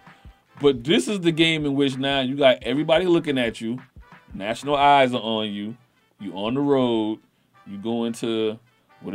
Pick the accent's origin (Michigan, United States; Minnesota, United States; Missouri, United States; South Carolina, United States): South Carolina, United States; Charleston; I'm from South Carolina, Charleston